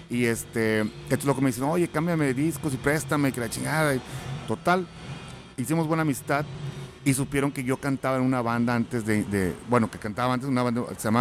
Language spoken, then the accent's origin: Spanish; Mexico; nuestro estilo los mexicanos.